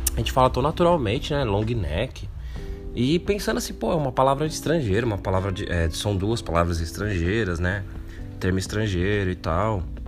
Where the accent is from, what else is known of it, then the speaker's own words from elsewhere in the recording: São Paulo, Brazil; eu morar no Capão Redondo